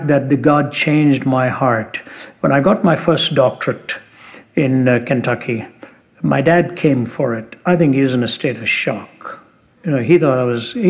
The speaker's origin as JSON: {"language": "English", "country": "India", "tie": "born or raised there", "said": "When I was born in India"}